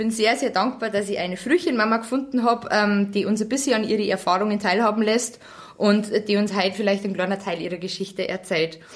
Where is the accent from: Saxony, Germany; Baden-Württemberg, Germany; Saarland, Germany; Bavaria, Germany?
Bavaria, Germany; Also ich bin Niederbayerin und ich kenne wirklich viele bayerische Wörter.